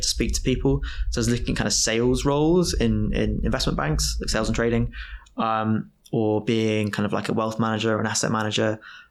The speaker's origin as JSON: {"language": "English", "town": "Oundle", "region": "East Midlands", "country": "United Kingdom", "tie": "born or raised there", "said": "Oundle is my hometown."}